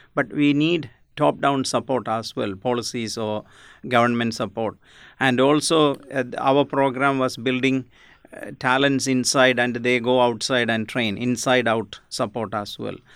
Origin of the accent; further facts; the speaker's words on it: India; now in Australia; I I'm basically from India